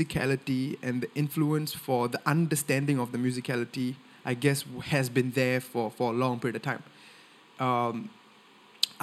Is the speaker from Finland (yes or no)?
no; Singapore; first language Tamil; I'm born and raised in Singapore. I speak Tamil at home with my family